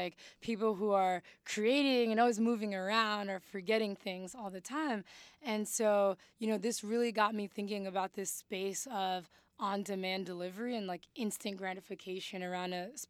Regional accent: Mali; Parents were like, what are you doing? Like, again, like, we came from Mali.

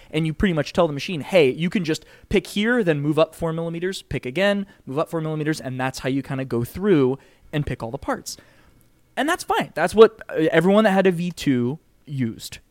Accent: Connecticut, United States; moved away as an adult; now in Pittsburgh, United States; I grew up in Cowtown, Connecticut, um, so I'm I was very much East Coast

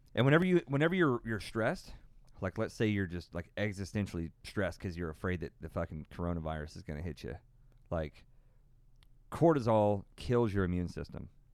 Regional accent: Tornado Alley, United States; born and raised in Tornado Alley.

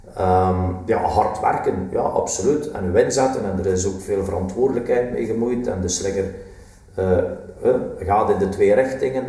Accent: West Flanders, Belgium; ik ben een West-Vlaming

